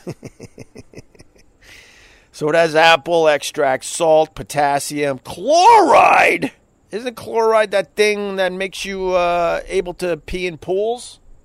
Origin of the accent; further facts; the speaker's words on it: United States; I'm an American